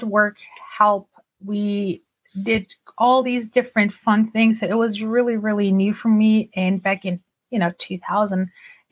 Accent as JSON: {"language": "English", "country": "Germany", "tie": "born or raised there", "second_language": "English", "moved": "as an adult", "lives_now": "United States", "said": "I grew up in Germany and, you know, I grew up bilingual, meaning we spoke Turkish at home. My parents are from Turkey"}